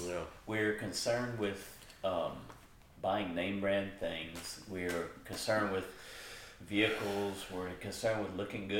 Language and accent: English; United States; I grew up here in America